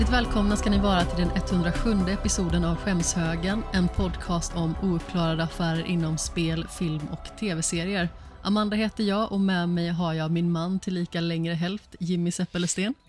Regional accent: Alingsås, Västra Götaland, Sweden; jag växte upp här i Allingsås

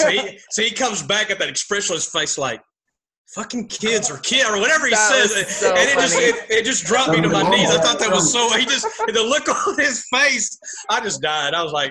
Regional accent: Texas, United States; and I'm a Texan too

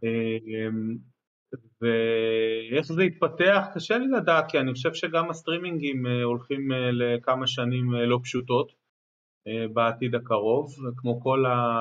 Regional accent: Israel; בילדות שלי ראיתי סרטים בעיקר בארץ. אני גדלתי באייטיז

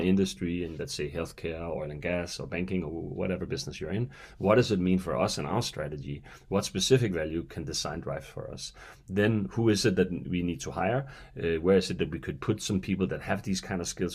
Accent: Denmark; I hail from Denmark

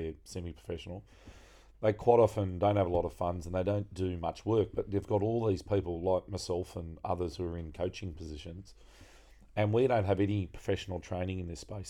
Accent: Frenchs Forest, New South Wales, Australia; the broader area where I grew up in Francis Forrest

